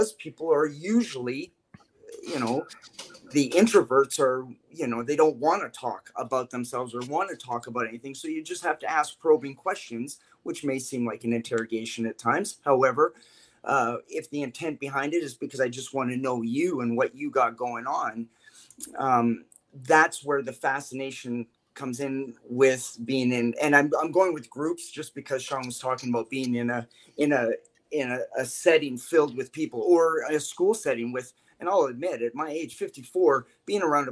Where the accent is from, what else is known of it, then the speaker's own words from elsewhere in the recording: Canada; we're all Canadian